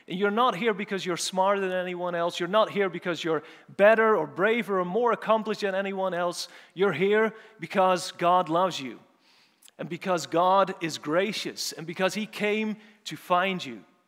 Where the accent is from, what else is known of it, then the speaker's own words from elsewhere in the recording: Urk, Flevoland, Netherlands; moved away; also born or lived in St Andrews; I'm, so I'm from the Netherlands, for those of you who don't know, and I'm more specifically from a small town called, called Urk